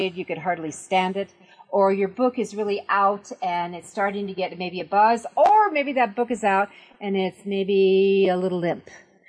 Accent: New York, United States; because, I mean, you and I come from New York.

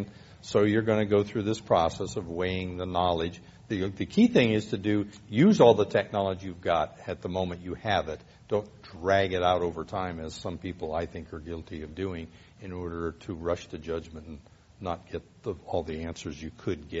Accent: Central Valley, California, United States; I grew up in the Central Valley

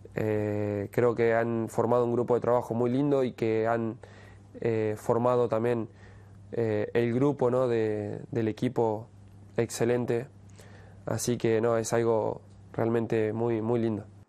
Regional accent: Argentina; todos somos argentinos

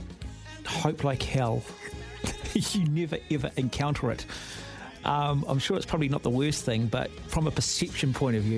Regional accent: Auckland, New Zealand; growing up in Mount Albert

